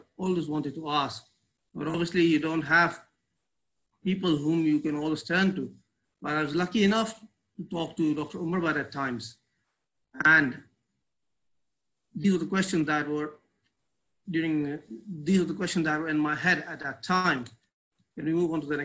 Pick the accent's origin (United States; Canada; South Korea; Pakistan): Pakistan; now in Karachi, Pakistan; I am basically from Pakistan.